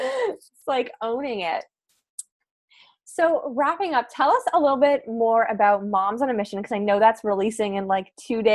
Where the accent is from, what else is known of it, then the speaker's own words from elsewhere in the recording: Canada; moved away as an adult; also born or lived in south of France; we're both Canadian